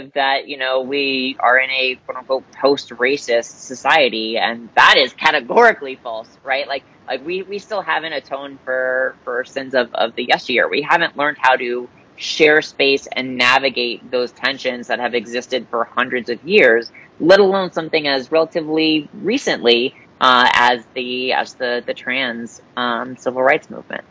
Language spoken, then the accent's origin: English; Florida, United States; my home state of Florida. I'm a native Floridian